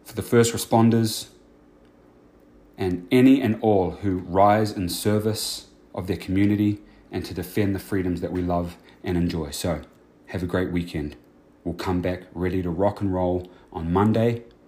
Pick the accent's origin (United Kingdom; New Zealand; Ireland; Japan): New Zealand; now in United States; I was born and raised in New Zealand.